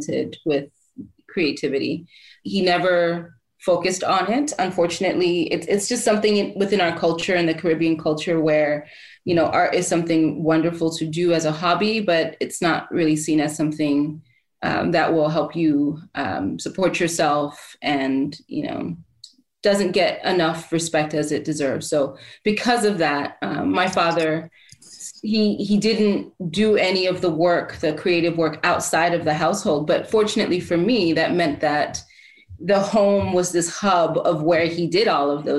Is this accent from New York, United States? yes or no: yes; New York, United States; also born or lived in Port-au-Prince, Haiti; I was born in Haiti and in Port-au-Prince and moved to Harlem when I was around 2 or so.